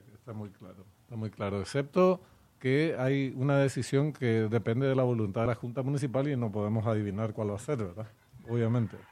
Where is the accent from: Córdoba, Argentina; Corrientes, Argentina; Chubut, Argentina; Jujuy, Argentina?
Corrientes, Argentina; now in Paraguay; yo soy correntino, nací en Corrientes